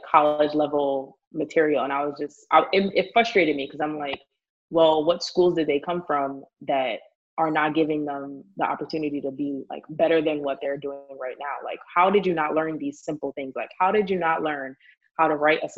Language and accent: English; New York City, New York, United States; born and raised in the Bronx